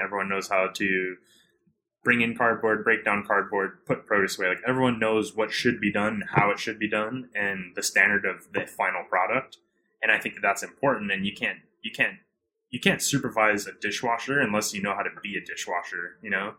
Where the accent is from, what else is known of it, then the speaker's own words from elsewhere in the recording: Hawaii, United States; I'm from Hawaii originally, so I grew up with a lot of the farmers and a lot of their children